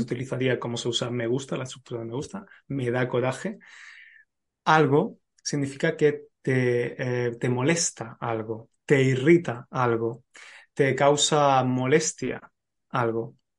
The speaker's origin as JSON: {"language": "Spanish", "country": "Spain", "said": "lo que somos los españoles"}